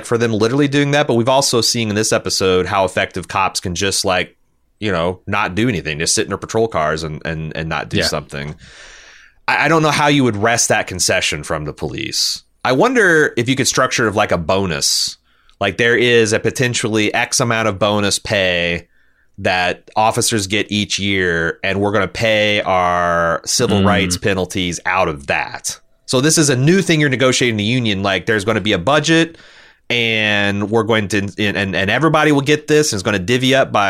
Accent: New York City, New York, United States; I'm from New York City, which goes without saying is a horribly policed city

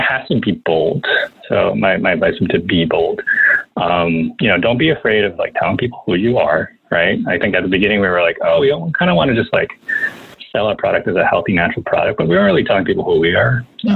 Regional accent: New York, United States; I'm from New York

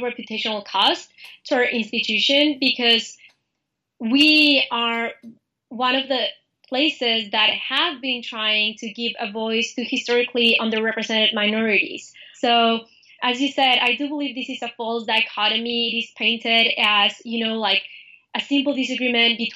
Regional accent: Mexico City, Mexico; moved away; I'm from Mexico City, and I'm here part of the La Raza Student Association

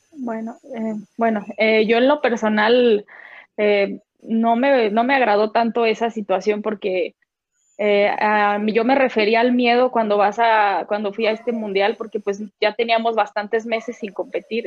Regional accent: Guadalajara, Jalisco, Mexico; now in Mexico City, Mexico; Yo soy de Guadalajara, Jalisco.

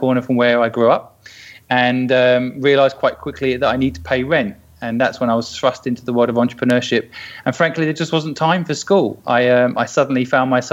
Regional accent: St Neots, East of England, United Kingdom; I grew up in St. Neots in Cambridge

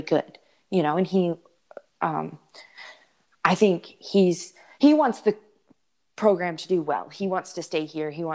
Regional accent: Iowa, United States; I'm from Iowa.

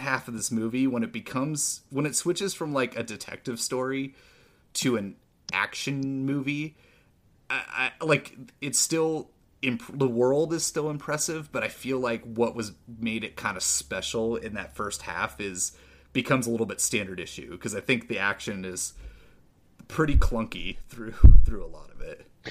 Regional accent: St. Helens, Oregon, United States; there was a card shop in, in my hometown, in the, the small town of Saint Helens, Oregon.

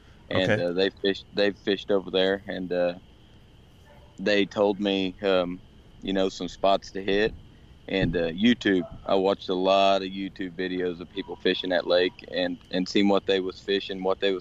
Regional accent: Linton, Indiana, United States; I am from Linton, Indiana

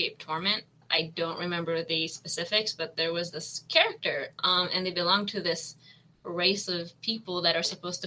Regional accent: Markham, Ontario, Canada; I actually grew up in a city right outside of Toronto.

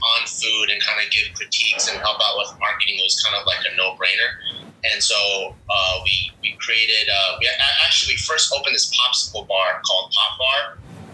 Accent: Los Angeles, California, United States; I grew up in LA in the San Gabriel Valley during like the late 90s, early 2000s.

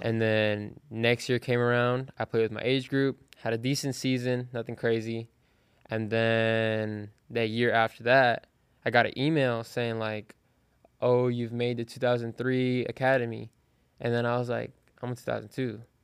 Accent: Fort Lauderdale, Florida, United States; I'm from Fort Lauderdale, Florida.

